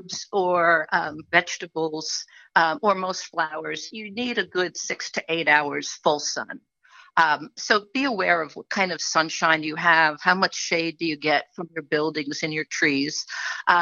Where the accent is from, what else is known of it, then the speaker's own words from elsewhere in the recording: Long Island, New York, United States; also born or lived in Staten Island, New York; now in Middlefield, New York, United States; I'm originally from Long Island